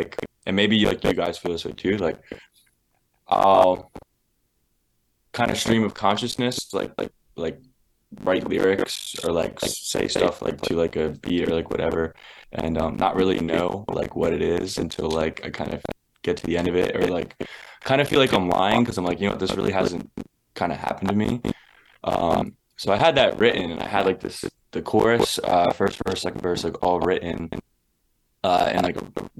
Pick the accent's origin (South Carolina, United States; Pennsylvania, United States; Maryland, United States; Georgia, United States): Pennsylvania, United States; Philadelphia; I grew up there in Philly